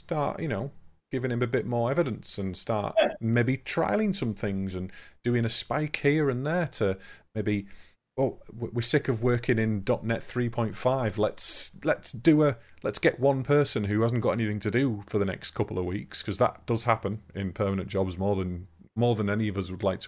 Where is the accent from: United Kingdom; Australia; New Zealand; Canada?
United Kingdom; England; we are still fairly selfish as English